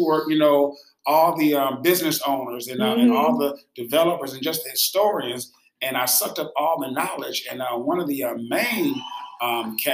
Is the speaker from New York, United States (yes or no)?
no; Detroit, Michigan, United States; also born or lived in Kennedy, Alabama; I'm from Detroit, of course. I love Detroit.